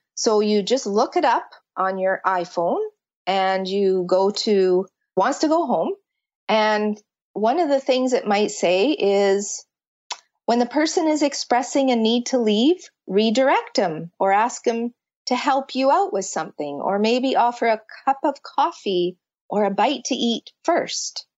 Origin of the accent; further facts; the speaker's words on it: Canada; I'm from Canada